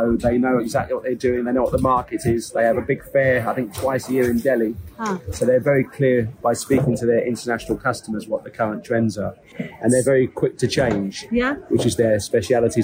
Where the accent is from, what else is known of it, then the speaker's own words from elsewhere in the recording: London, United Kingdom; moved away as an adult; now in Marbella, Spain; I'm from London, so we're spoiled for Indian food